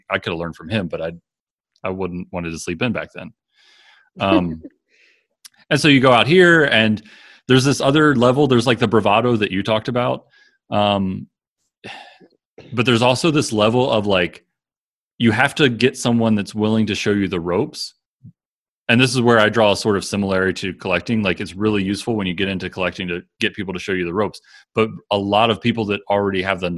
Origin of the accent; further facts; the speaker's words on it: Maryland, United States; moved away as an adult; now in Wyoming, United States; where I grew up in Maryland